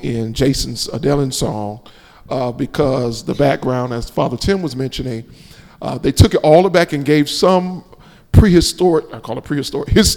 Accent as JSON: {"language": "English", "town": "Miami", "region": "Florida", "country": "United States", "tie": "born or raised there", "moved": "yes", "lives_now": "Tallahassee, United States", "said": "as an African-American growing up in Miami and then coming to Tallahassee"}